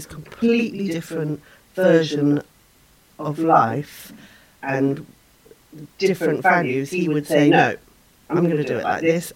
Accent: England, United Kingdom; moved away as an adult; now in Canada; I grew up in England

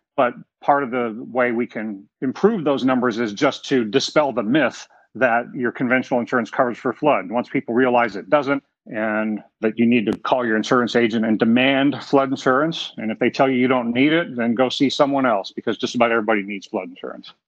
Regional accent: South Florida, United States; growing up in South Florida

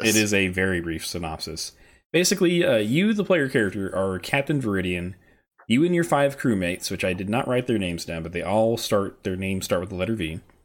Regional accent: the South, United States; growing up in the South

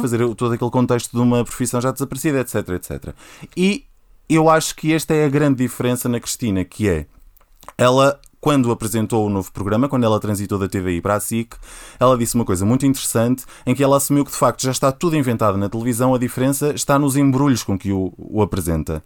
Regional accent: Porto District, Portugal; moved away as an adult; now in Lisbon, Portugal; sou do Distrito do Porto, estou em Lisboa há quase 5 anos

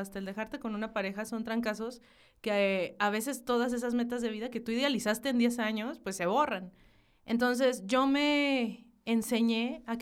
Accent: Hidalgo del Parral, Chihuahua, Mexico; Soy de una ciudad bien chiquitica que se llama Hidalgo del Parral, Chihuahua.

